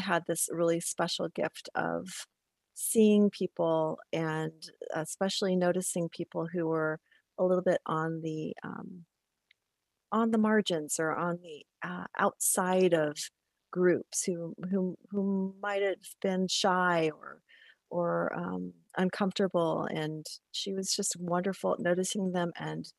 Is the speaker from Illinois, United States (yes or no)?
yes; Illinois, United States; moved away as an adult; also born or lived in Iowa; both of my sisters and myself were all Iowa Hawkeyes, even though we grew up in Illinois